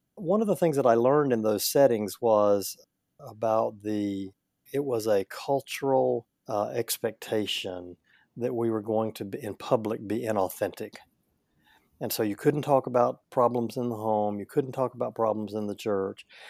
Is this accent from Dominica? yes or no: no; Northeast Louisiana, United States; I grew up in Northeast Louisiana, a little farming community